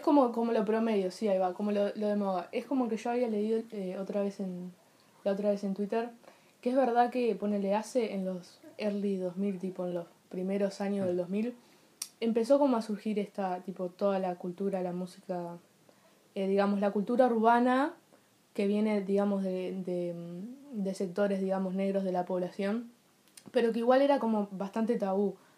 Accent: Uruguay

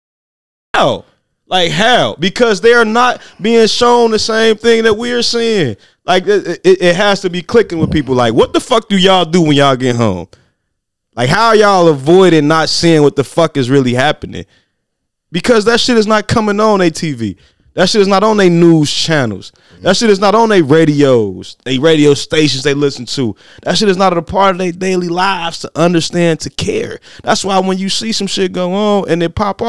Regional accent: Gary, Indiana, United States; I'm from Gary

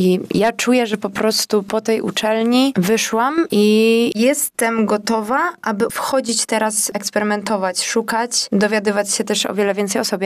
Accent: Łódź, Łódź Voivodeship, Poland; zawsze będę dumna z tego, że jestem z Łodzi.

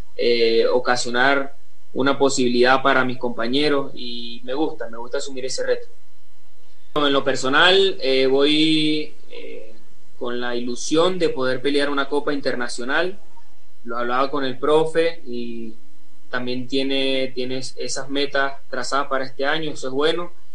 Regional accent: Venezuela; moved away; el venezolano necesita visa para entrar a Ecuador

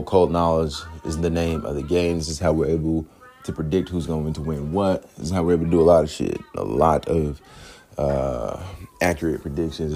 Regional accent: New York City, New York, United States; also born or lived in Queens, New York; now in Jonesboro, United States; I'm from Queensboro. Really was born in the Bronx Borough, the Borough of the Bronx. But and then I live in Jonesboro, or I claim Jonesboro, Clayton County, Georgia.

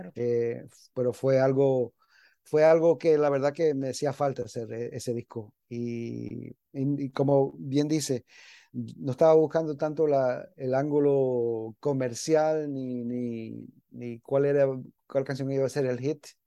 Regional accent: New York, United States; moved away as an adult; also born or lived in Miami, Florida; yo me crié en Nueva York

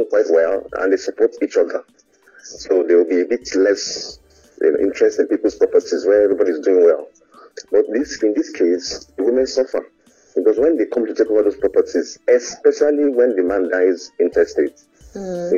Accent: Anambra, Nigeria; I'm from Anambra State.

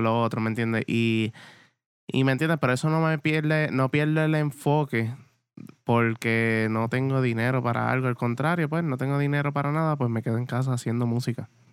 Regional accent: Morovis, Puerto Rico; yo soy de acá de Morovis

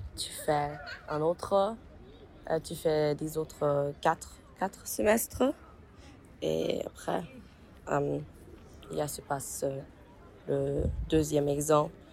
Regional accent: Mainz, Rhineland-Palatinate, Germany; French is a second language; also born or lived in Bologna; je viens d'Allemagne, de Mayence

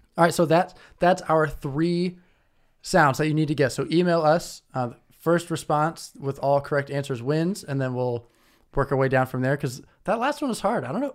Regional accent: Indianapolis, Indiana, United States; now in Detroit, United States; I'm from Indianapolis, live in Detroit

